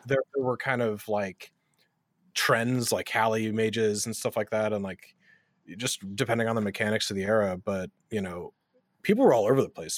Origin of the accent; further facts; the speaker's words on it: West Coast, United States; moved away; also born or lived in North Carolina; I'm originally from the West Coast, but I was living in North Carolina